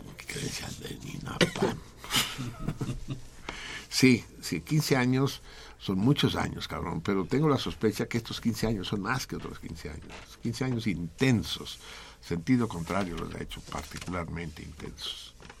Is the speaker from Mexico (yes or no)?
yes; Tenochca, Mexico City, Mexico; yo no soy chilango, yo soy Tenochca